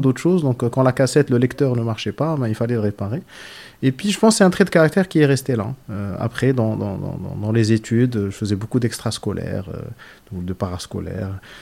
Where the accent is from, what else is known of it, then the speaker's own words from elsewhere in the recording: Casablanca, Casablanca-Settat, Morocco; Je suis né à Casa, j'ai grandi à Casa, j'habite à Casa.